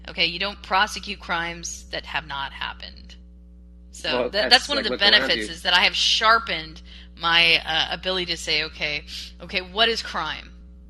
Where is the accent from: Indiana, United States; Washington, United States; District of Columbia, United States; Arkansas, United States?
Washington, United States; I came from Western Washington, where they had it.